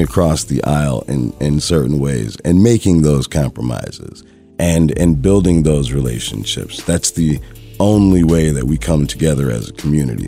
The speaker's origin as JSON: {"language": "English", "town": "Madison", "region": "Wisconsin", "country": "United States", "tie": "born or raised there", "said": "I grew up in Madison, Wisconsin"}